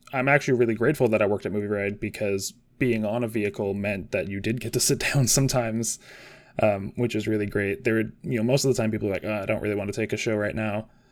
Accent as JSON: {"language": "English", "region": "Washington", "country": "United States", "said": "I am also from Washington State"}